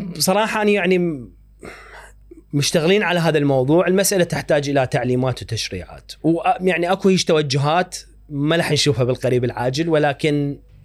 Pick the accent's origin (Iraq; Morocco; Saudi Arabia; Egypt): Iraq; احنا كعراقيين